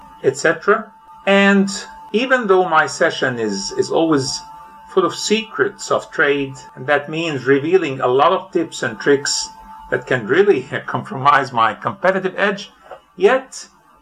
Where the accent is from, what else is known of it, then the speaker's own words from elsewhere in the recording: Cairo, Cairo Governorate, Egypt; I am from Cairo, Egypt.